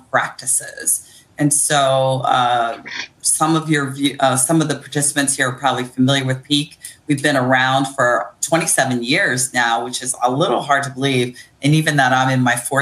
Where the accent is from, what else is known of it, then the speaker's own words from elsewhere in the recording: Akron, Ohio, United States; now in Baltimore, United States; I'm originally from Akron, Ohio, but I make my home in Baltimore on Piscataway land